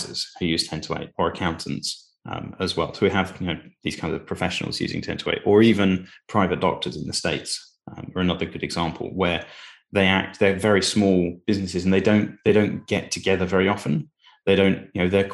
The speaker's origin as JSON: {"language": "English", "town": "Cambridge", "region": "East of England", "country": "United Kingdom", "tie": "born or raised there", "said": "But I grew up in Cambridge."}